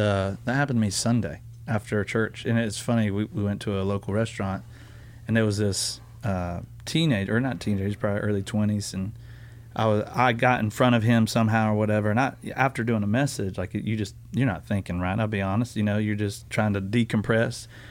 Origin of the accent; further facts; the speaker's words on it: the South, United States; I grew up in the South